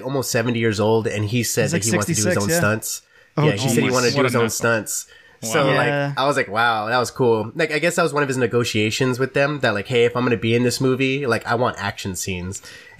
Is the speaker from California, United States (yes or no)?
yes; San Diego, California, United States; moved away; I'm originally from San Diego. You know, it's a huge Filipino community.